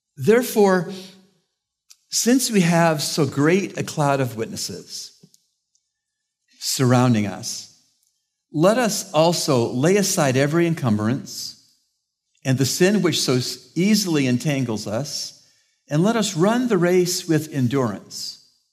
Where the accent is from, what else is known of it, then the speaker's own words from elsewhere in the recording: Canada; moved away; I'm from Canada